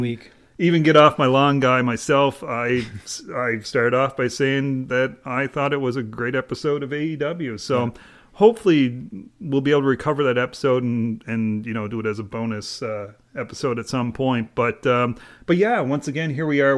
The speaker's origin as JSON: {"language": "English", "country": "Canada", "said": "as a Canadian"}